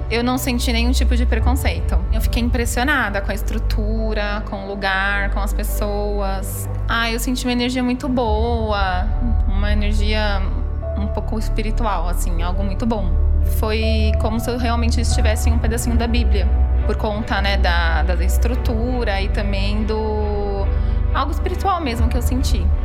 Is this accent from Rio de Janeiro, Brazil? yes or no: no; São Lourenço do Oeste, Santa Catarina, Brazil; sou do estado de Santa Catarina, na cidade de São Lourenço do Oeste, sou de outra denominação